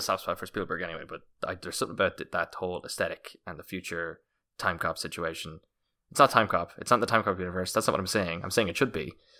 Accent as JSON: {"language": "English", "region": "Munster", "country": "Ireland", "said": "I'm Irish, I'm from County Kerry."}